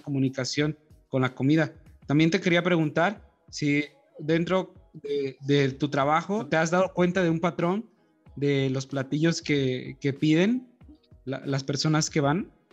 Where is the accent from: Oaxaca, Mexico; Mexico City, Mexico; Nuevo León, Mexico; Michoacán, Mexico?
Oaxaca, Mexico; Aquí en mi pueblo